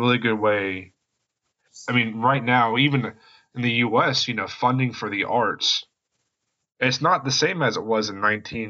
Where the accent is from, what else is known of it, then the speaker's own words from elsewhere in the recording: West Virginia, United States; I'm from West Virginia